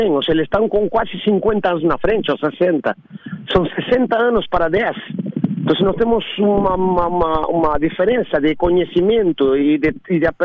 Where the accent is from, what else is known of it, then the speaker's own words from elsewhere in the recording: Argentina; eu nasci na Argentina, com, com joguei ténis na Argentina até meus 16 anos